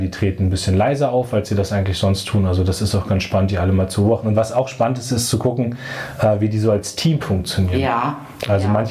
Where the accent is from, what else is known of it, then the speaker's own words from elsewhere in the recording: Munster, Lower Saxony, Germany; Dann gab es bei uns in der Nähe von meinem Heimatort Munster in der Lüneburger Heide so ein Nazi-Zentrum